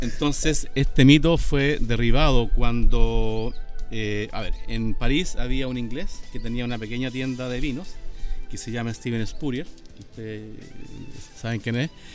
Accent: Chile; yo soy de Chile

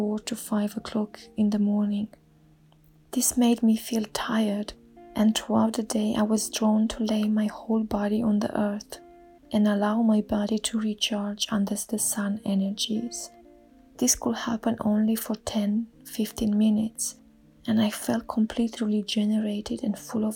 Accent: Romania; now in England; I'm originally from Romania and I currently live in England.

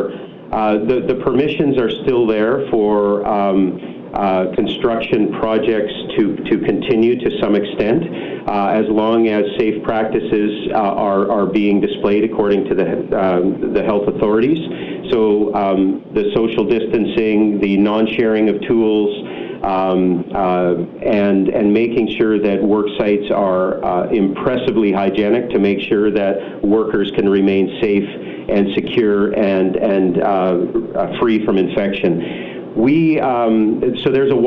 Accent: British Columbia, Canada; as British Columbians

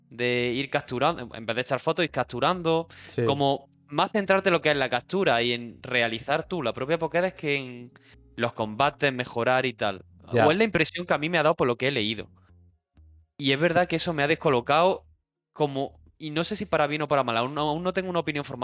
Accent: Argentina; No soy italiano. Yo soy argentino.

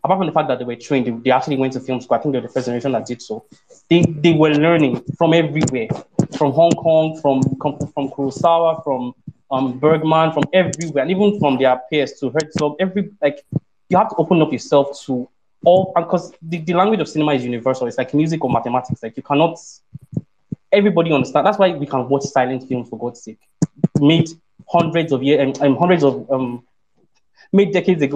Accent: Ibadan, Oyo, Nigeria; I grew up in Ibadan.

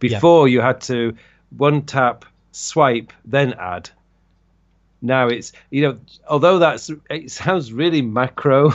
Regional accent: Leeds, Yorkshire and the Humber, United Kingdom; moved away as an adult; now in South Korea; I originally come from the U K, I come from Leeds

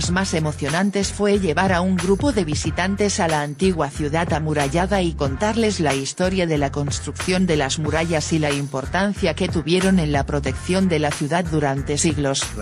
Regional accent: Cartagena, Bolívar, Colombia; Hola a todos. Como nacida y criada en Cartagena, siento una profunda conexión con mi ciudad y su historia.

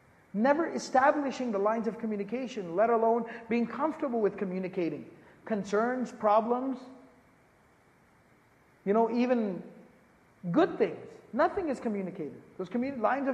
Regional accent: Dallas, Texas, United States; moved away; I was born and raised in Dallas, Texas

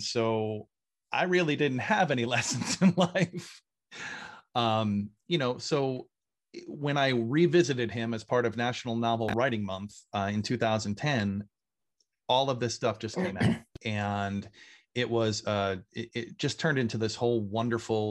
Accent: Hopatcong, New Jersey, United States; I grew up in Lake Opatcong, New Jersey, biggest lake in the state. Didn't really grow up here, but I moved here when I was 11

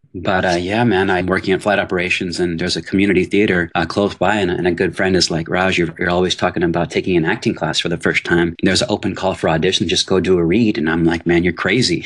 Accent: Houston, Texas, United States; moved away as an adult; also born or lived in New Orleans, Louisiana / Assam, India (ancestry) / Los Angeles; born in New Orleans, I grew up in Houston, Texas

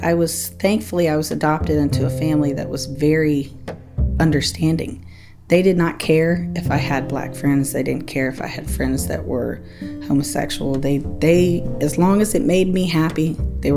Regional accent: Outer Banks, North Carolina, United States; now in Durham, United States; I am from the Outer Banks of North Carolina originally

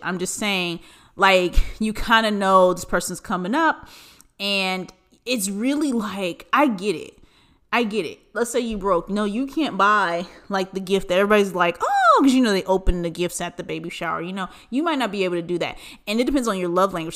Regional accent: Southern California, United States; we grew up in Southern California

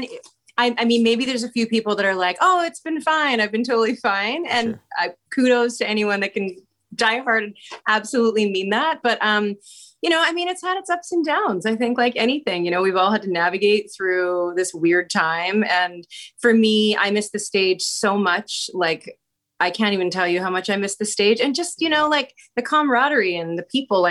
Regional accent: Abbotsford, British Columbia, Canada; also born or lived in Vancouver / Toronto; now in Langley, Canada; I was born and raised in Abbotsford, British Columbia, and now I live in Langley

